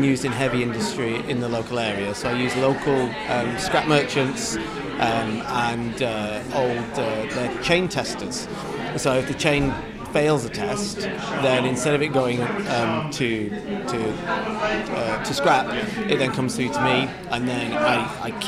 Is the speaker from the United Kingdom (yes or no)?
yes; Lancaster, North West England, United Kingdom; also born or lived in Morecambe; I grew up in Lancaster, Morecambe, went to school in the area, and I now live in the area